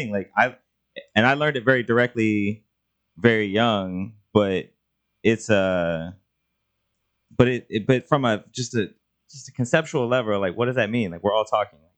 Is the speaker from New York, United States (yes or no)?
no; Indiana, United States; I'm from Indiana. I did not know until I moved to California.